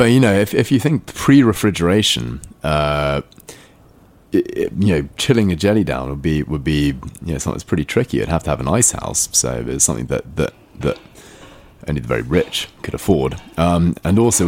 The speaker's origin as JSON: {"language": "English", "region": "England", "country": "United Kingdom", "tie": "born or raised there", "said": "England, pretty much."}